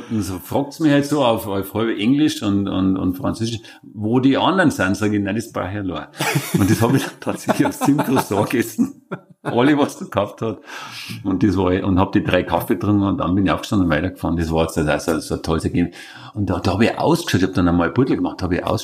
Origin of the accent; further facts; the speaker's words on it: Vienna, Austria; Und die haben dann gefragt, wo kommst du denn her? Sag ich, aus Wien.